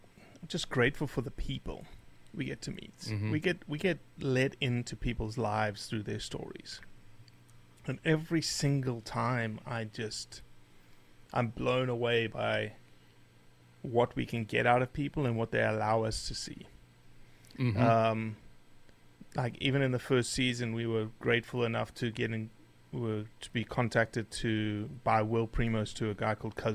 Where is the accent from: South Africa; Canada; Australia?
South Africa; born or raised there; also born or lived in Rio de Janeiro, Brazil; now in United States